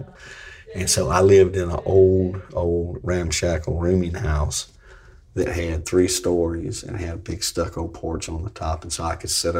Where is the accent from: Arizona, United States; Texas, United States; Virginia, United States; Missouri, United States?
Virginia, United States; Franklin County; born or raised there